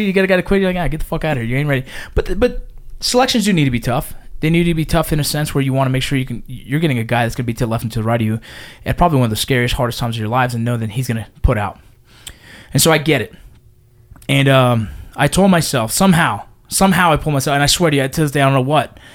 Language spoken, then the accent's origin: English; Los Angeles, California, United States; I grew up in San Fernando Valley, in the San Fernando Valley